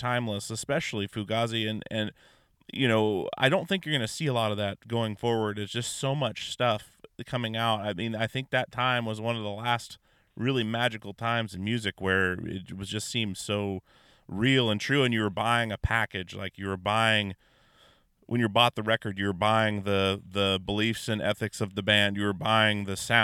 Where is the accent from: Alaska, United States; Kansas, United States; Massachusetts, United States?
Alaska, United States; Anchorage; I grew up in Alaska